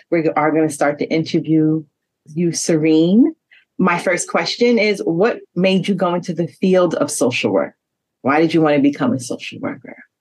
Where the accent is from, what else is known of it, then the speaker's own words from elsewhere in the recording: New York City, New York, United States; We are from Queens, New York